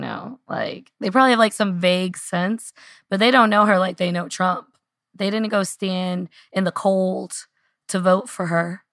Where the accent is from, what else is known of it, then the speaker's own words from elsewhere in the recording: Louisville, Kentucky, United States; I had a very beautiful book launch party here in Louisville. I think I cemented my hometown hero status.